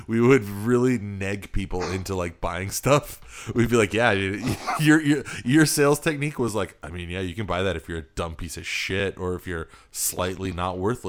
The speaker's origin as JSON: {"language": "English", "country": "Philippines", "moved": "yes", "said": "I don't know. I've lost my accent now, so it's very easy to blend in."}